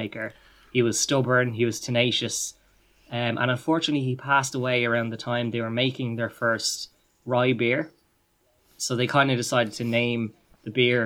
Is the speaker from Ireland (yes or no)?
yes; Ireland; being a fellow Irish person